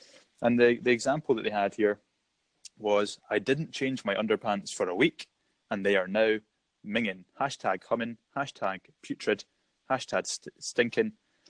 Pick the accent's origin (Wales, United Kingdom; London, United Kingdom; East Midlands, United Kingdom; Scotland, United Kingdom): Scotland, United Kingdom; As a Scottish person